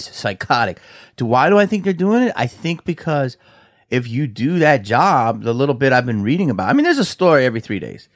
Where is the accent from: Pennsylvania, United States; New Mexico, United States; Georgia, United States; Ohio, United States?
Pennsylvania, United States; Philadelphia; we're from Philly